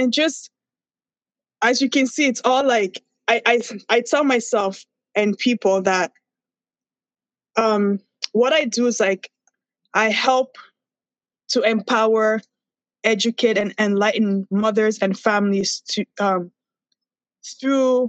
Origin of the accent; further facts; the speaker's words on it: Nigeria; moved away; also born or lived in Toronto; I'm Nigerian